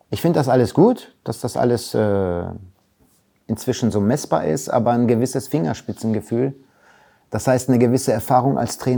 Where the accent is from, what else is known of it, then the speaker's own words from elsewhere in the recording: Recklinghausen, North Rhine-Westphalia, Germany; aber meine Heimat ist natürlich Recklinghausen. Da bin ich groß geworden. Da habe ich immer noch meinen besten Freund aus, äh, aus meinem ersten Verein Blau-Weiß-Post Recklinghausen.